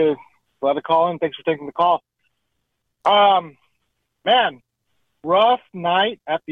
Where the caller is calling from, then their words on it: Los Angeles, California, United States; Good evening, fellas. … from L.A.